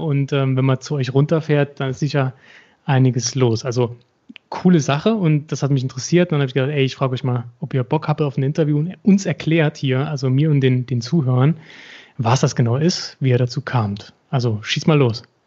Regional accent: Saarbrücken, Saarland, Germany; ich bin als Saarbrücker

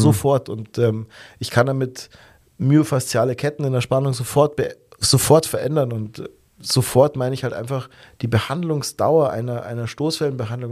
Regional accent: Germany; bei uns in Deutschland

